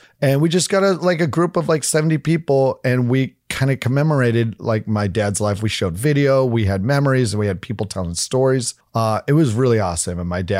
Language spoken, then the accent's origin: English; Fort Collins, Colorado, United States; born there; also born or lived in Oregon; No, Fort Collins. I was born in Fort Collins. I love having that connection, but you know, whenever people are like, sweet, I was like, well, we moved when I was two.